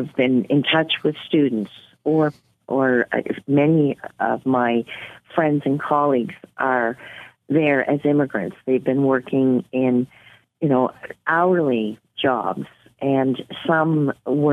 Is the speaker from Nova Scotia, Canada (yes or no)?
yes; Nova Scotia, Canada; moved away as an adult; also born or lived in New Brunswick / Inuvik, Northwest Territories; now in Yellowknife, Canada; But I'm originally from New Brunswick and grew up in Nova Scotia